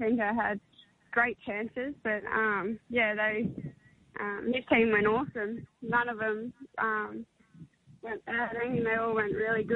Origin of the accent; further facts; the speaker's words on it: the Riverina, New South Wales, Australia; moved away as an adult; also born or lived in Queensland; now in Terang, Australia; I grew up out in the Riverina